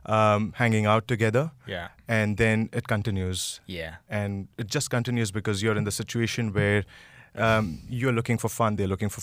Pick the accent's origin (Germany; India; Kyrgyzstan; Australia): India; I'm an Indian